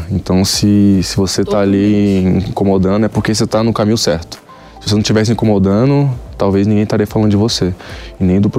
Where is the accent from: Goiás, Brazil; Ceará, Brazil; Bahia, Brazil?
Goiás, Brazil; Goiânia; now in São Paulo, Brazil; Eu era anônimo, saí de Goiânia, tive que mudar para São Paulo justamente por, por, um de, por esses motivos, entendeu? Por, se eu morasse em Goiânia hoje